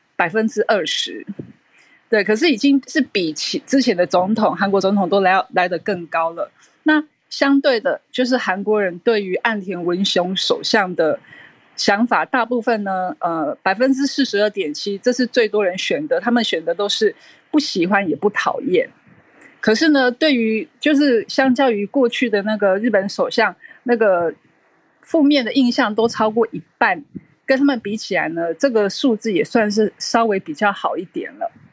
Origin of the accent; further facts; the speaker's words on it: Taiwan; 我一个台湾人的感觉